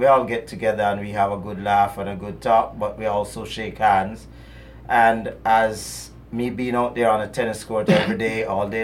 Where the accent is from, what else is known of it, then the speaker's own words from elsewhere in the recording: Jamaica; I am from Jamaica